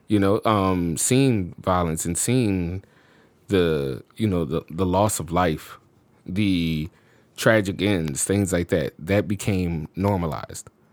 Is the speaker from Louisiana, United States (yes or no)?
yes; New Orleans, Louisiana, United States; moved away as an adult; also born or lived in Chicago; I'm born and raised in New Orleans, and Chicago was my first experience outside of the state living somewhere.